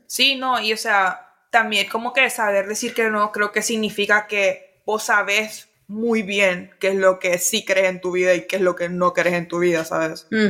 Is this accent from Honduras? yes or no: yes; Honduras; moved away; como casi no he vivido en Honduras